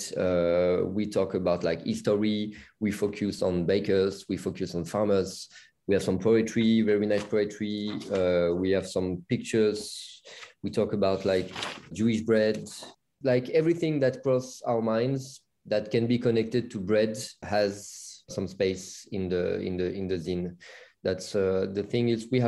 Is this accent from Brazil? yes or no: no; south of France, France; we come from south of France with Elena